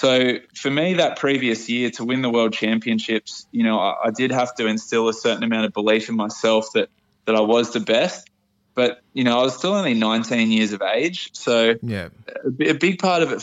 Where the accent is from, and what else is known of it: Port Macquarie, New South Wales, Australia